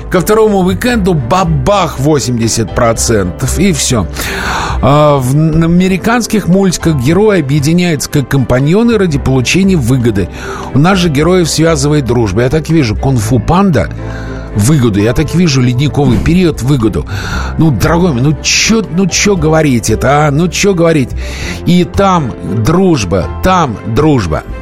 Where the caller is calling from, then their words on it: Moscow, Russia; А, я из я из Москвы.